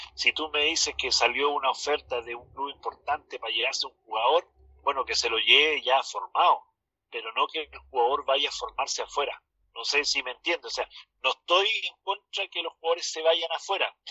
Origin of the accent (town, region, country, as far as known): Chile